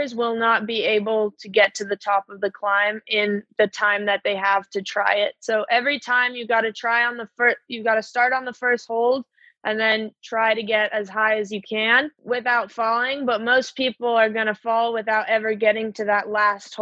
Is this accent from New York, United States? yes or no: no; Bay Area, California, United States; moved away as an adult; now in Salt Lake City, United States; I moved here from the Bay Area in June